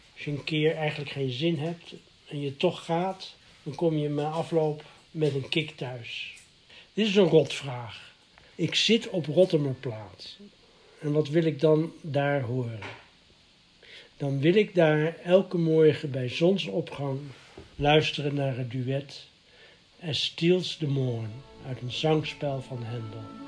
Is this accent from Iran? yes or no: no; The Hague, South Holland, Netherlands; In mijn jeugd was er in Den Haag